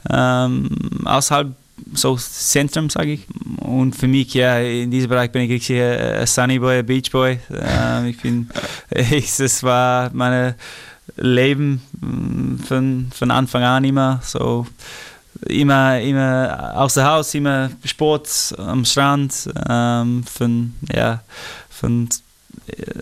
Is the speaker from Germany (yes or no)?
no; Australia; German is a second language; moved away; ich bin ja ein Australier, das, das bleibt eh immer so, aber ich muss sagen, ich habe richtig meine, meine Zeit genossen in Europa.